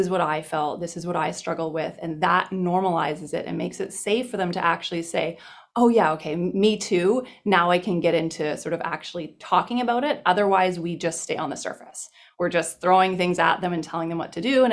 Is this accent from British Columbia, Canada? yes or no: yes; British Columbia, Canada; I'm originally from British Columbia